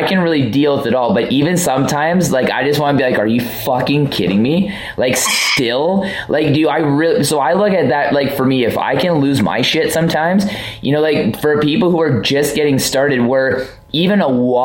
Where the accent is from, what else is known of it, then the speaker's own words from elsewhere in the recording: Vancouver, British Columbia, Canada; I'm from Vancouver.